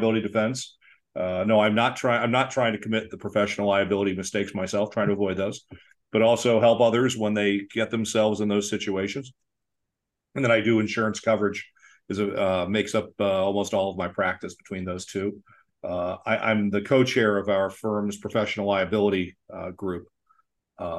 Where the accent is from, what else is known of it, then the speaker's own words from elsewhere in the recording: Florida, United States; moved away as an adult; now in Chicago, United States; I grew up in Florida